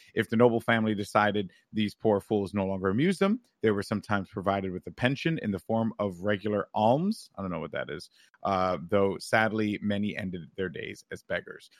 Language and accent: English; United States